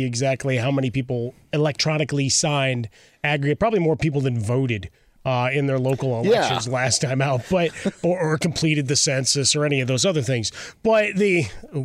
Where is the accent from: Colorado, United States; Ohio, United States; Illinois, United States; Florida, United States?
Illinois, United States; Chicago; being a Chicagoan